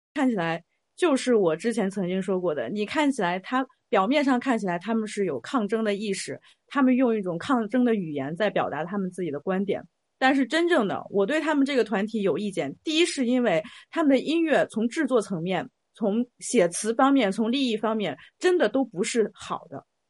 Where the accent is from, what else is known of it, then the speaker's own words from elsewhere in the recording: China; 我身为一个中国人，我的 identity 是一个 Chinese